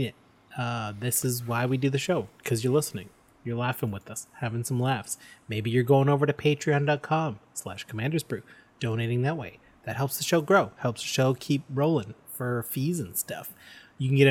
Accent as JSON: {"language": "English", "country": "Canada", "said": "we're proud Canadian podcasters"}